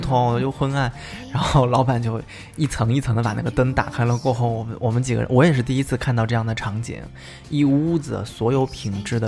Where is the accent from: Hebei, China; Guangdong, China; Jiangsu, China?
Jiangsu, China; Suzhou; 作为苏州人来讲嘛，就是我们从小到大，呃，女生吧， 就是到了，比如说上班的时候，或者是到有一定年纪过后，都会有自己的珍珠饰品